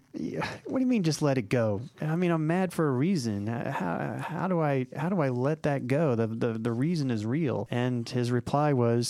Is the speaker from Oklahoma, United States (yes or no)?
yes; Oklahoma City, Oklahoma, United States; now in Atlanta, United States; I remember when I first moved to Atlanta, I came from Oklahoma City, which is, it's not really a large city, maybe a few 100,000 people there.